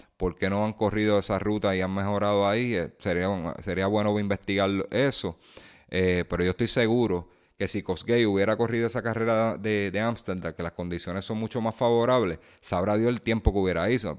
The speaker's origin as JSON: {"language": "Spanish", "country": "Puerto Rico", "said": "nosotros como puertorriqueños"}